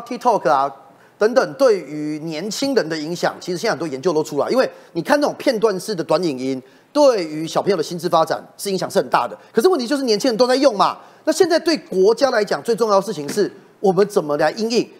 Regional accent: Taiwan; 那我们台湾人民真的更要觉醒。

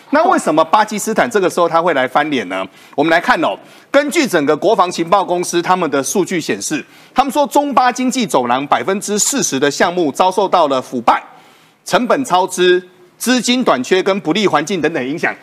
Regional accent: Taiwan; 我们台湾人自己补工，补缺，补缺不到嘛

